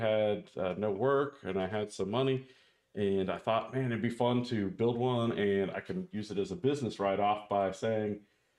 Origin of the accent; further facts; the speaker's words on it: Anaheim, California, United States; I grew up in Southern California